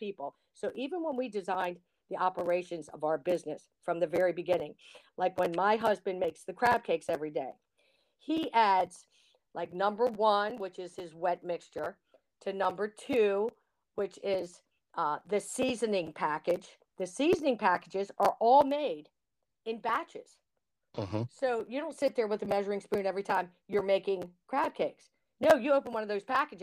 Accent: Baltimore, Maryland, United States; I'm a Baltimorean, I get to sell crab cakes in my state

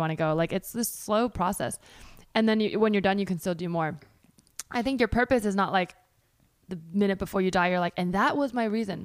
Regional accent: California, United States; I grew up in California

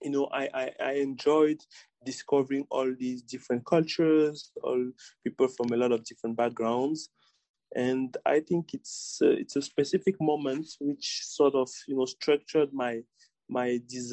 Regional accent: Douala, Littoral, Cameroon; moved away as an adult; also born or lived in France / United States; I grew up in Douala. Yes, in Douala. I did my primary and secondary school in Douala

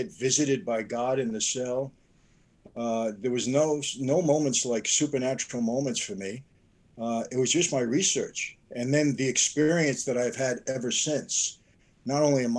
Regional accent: New York, United States; also born or lived in Naples, Italy (parents' hometown); now in Anaheim, United States; I'm from New York

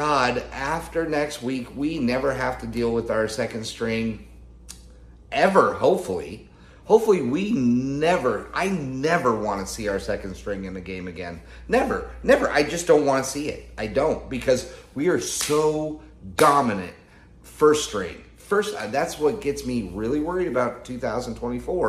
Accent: Denver, Colorado, United States; I grew up in Denver, Colorado

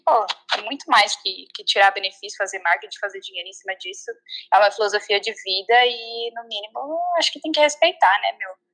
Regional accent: Santa Catarina, Brazil; now in United States; sou de Santa Catarina, no Brasil

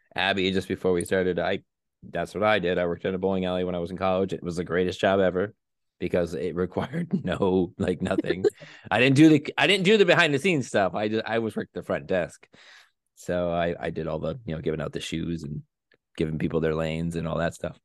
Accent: East Coast, United States; on the East Coast over here where I'm from.

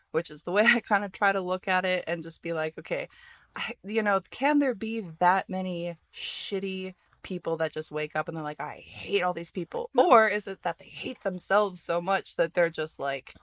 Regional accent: Midwest, United States; I grew up in the Midwest

